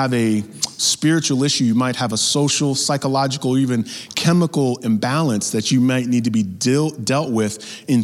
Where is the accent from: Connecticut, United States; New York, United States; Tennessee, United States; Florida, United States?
New York, United States; growing up in New York, all my family was in Mississippi